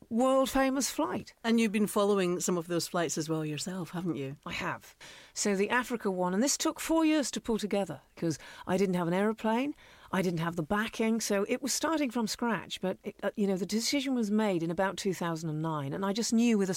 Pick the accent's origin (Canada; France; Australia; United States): Canada; moved away; also born or lived in Cumbria, England; I was raised in Canada, actually.